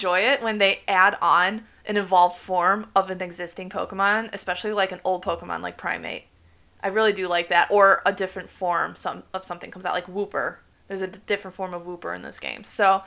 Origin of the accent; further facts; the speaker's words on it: United States; as an American